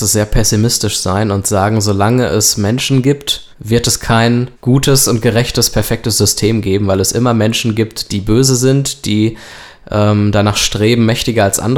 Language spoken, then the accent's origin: German; Germany; Und wir als Deutsche, wir sind die Nutznießer dieser Krise